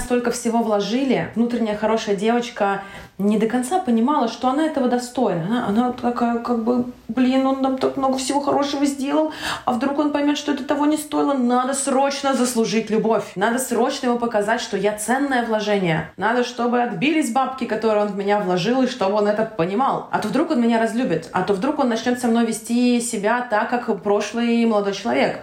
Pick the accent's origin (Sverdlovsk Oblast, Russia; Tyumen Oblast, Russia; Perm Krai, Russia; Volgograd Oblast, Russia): Volgograd Oblast, Russia; Volgograd; born or raised there; moved away as an adult; also born or lived in Tashkent, Uzbekistan; now in Slovenia